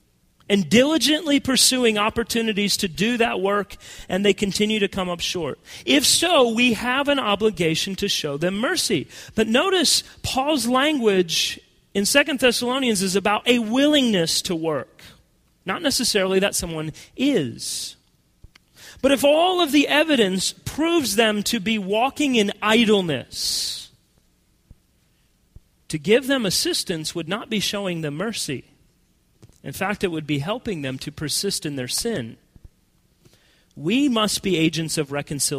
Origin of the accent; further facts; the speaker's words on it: United States; as American Christians